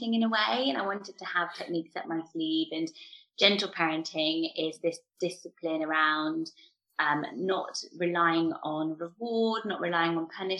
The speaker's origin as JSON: {"language": "English", "town": "Swindon", "region": "South West England", "country": "United Kingdom", "tie": "born or raised there", "said": "I'm from Swindon"}